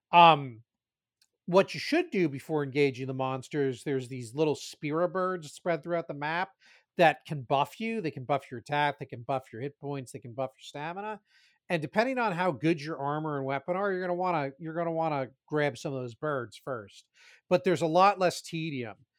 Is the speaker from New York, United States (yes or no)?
no; New Jersey, United States; I grew up in Jersey